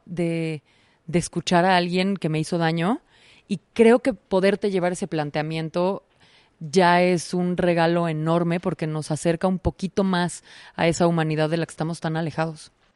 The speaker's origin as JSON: {"language": "Spanish", "country": "Mexico", "said": "en nuestro caso particular como mexicanos"}